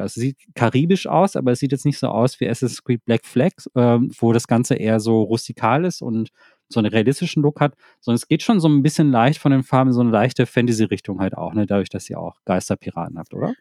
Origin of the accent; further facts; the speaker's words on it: Thailand; also ich komme aus Thailand